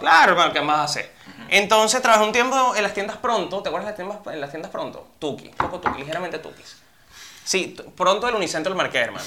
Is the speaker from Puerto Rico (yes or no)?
no; Puerto Píritu, Anzoátegui, Venezuela; also born or lived in Caracas; Yo nací en Caracas, pero me crié muchos años de mi vida en Puerto Píritu, que es un pueblito en el oriente del país